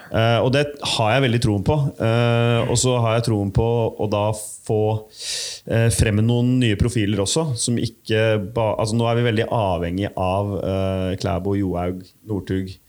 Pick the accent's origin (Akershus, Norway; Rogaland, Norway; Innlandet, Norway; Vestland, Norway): Akershus, Norway; Bærums Verk; Bærums Verk, hjemme der jeg kommer fra